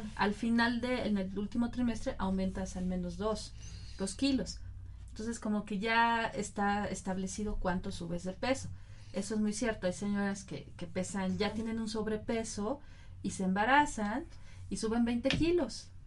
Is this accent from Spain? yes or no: no; Mexico; nosotros como mexicanos